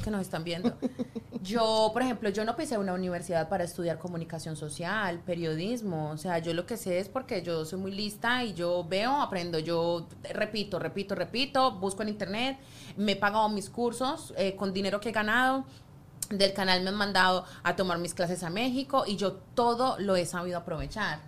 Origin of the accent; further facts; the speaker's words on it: Colombia; now in United States; colombiana, tú sabes que acá los colombianos